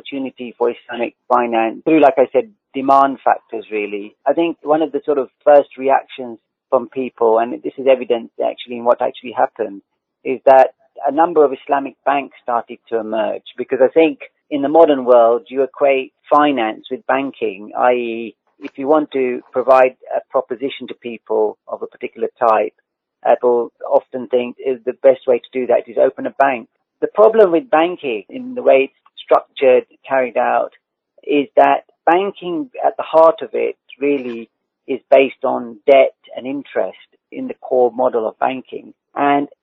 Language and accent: English; United Kingdom; living in the UK, being a British person